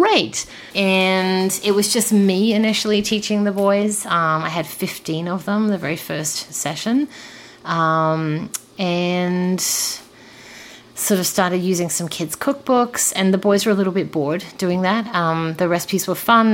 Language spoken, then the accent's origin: English; Adelaide, South Australia, Australia; moved away as an adult; also born or lived in Brussels, Belgium / France; now in Toronto, Canada; I was born in Adelaide, in South Australia.